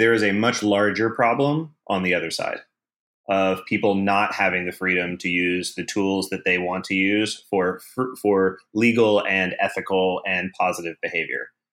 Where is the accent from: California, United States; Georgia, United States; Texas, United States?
Georgia, United States; Atlanta; moved away as an adult; now in San Francisco, United States; I'm from Atlanta. I moved to San Francisco about six and a half years ago